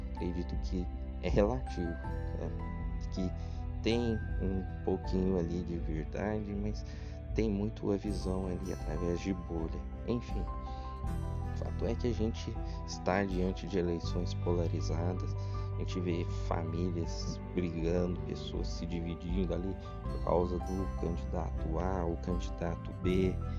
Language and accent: Portuguese; Brazil; todos nós somos brasileiros